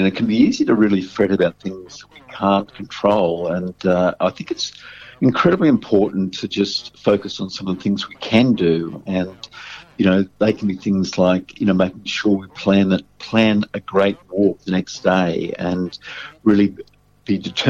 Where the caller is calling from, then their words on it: Sydney, New South Wales, Australia; I'm calling from Sydney